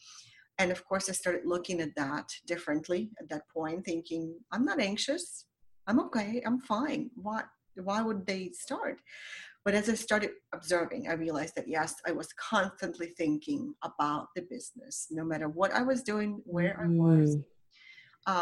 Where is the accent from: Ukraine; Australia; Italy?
Ukraine; English is a second language; moved away as an adult; now in United States; I came to America from Ukraine as a 19-year-old. So I had to learn a language